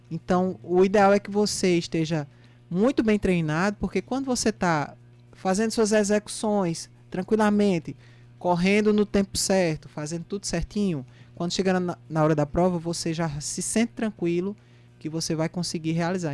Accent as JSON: {"language": "Portuguese", "town": "Campina Grande", "region": "Paraíba", "country": "Brazil", "tie": "born or raised there", "said": "Campina Grande, minha terra natal"}